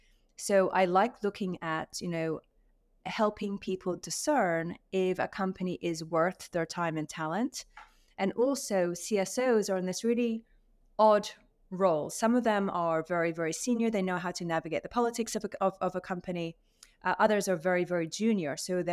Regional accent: Saudi Arabia; Number one, I was raised in Saudi Arabia. So my father used to work with Aramco.

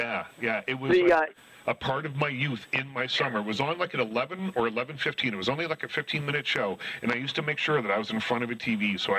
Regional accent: Nova Scotia, Canada; I'm from Nova Scotia

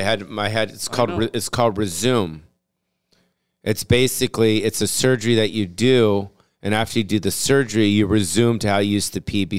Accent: West Hollywood, California, United States; I was raised in West Hollywood, dude.

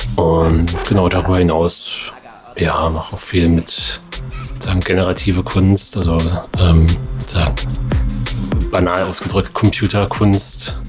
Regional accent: Erfurt, Thuringia, Germany; now in Leipzig, Germany; bin ich ja in Erfurt aufgewachsen

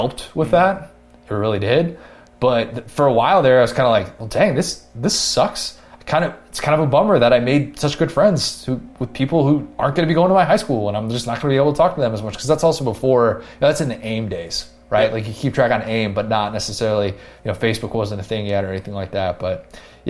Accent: Buffalo Grove, Illinois, United States; also born or lived in Skokie, Illinois; I grew up in Skokie up until I was going into first grade, and then the summer before first grade, we moved to Buffalo Grove

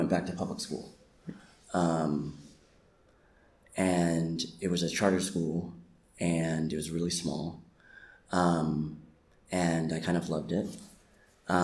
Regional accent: Boston, Massachusetts, United States; also born or lived in Oakland / Philadelphia; now in New York, United States; I grew up in Roxbury, which is a historically black and brown and low-income neighborhood in Boston

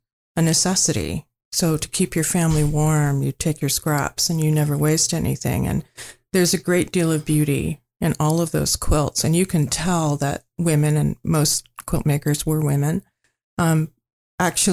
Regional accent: Bracebridge, Ontario, Canada; I grew up in Bracebridge

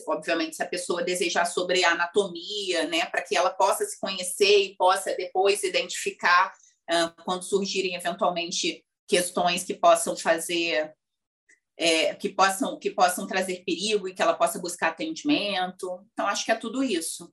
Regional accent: Rio de Janeiro, Brazil; no lugar onde eu cresci, na verdade, que é uma região periférica aqui do Rio de Janeiro

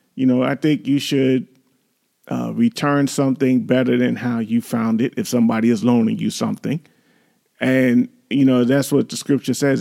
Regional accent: New York City, New York, United States; you've grown up in the city like we did, we grew up in New York

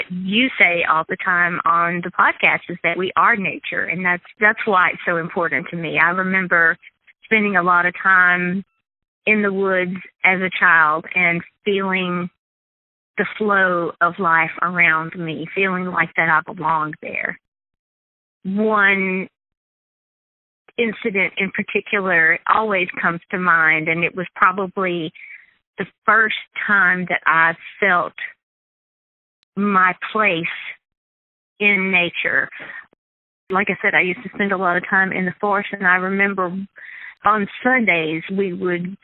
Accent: southern Mississippi, United States; I grew up in southern Mississippi with plenty of access to forested land.

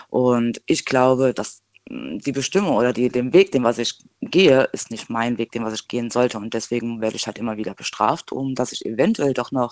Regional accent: Rhineland-Palatinate, Germany; ich komme aus dem Hunsrück.

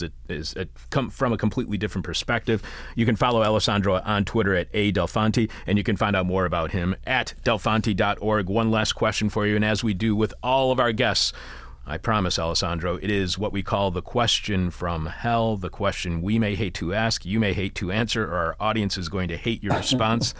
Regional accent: Detroit, Michigan, United States; where I grew up in Detroit

